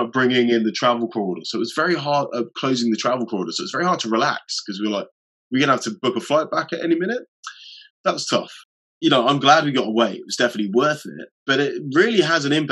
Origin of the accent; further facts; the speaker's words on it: United Kingdom; as British people